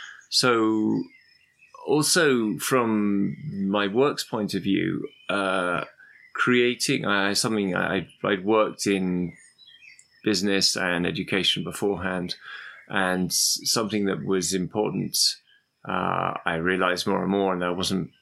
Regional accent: London, United Kingdom; also born or lived in Algeria; I lived in Algeria as a kid, and we always went traveling. And I was fascinated by, even though I'm from London originally

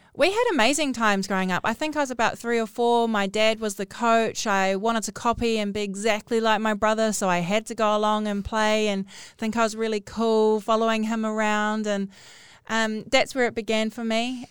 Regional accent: Northland, New Zealand; I'm from Northland

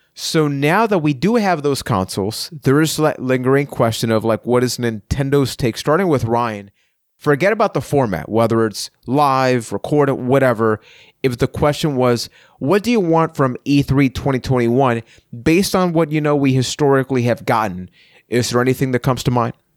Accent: Puerto Rico; I'm from Puerto Rico

